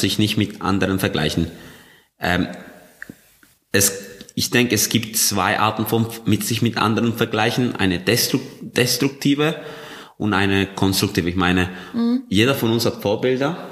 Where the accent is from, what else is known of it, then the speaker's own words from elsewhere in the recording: Colombia; moved away; ich bin in Kolumbien aufgewachsen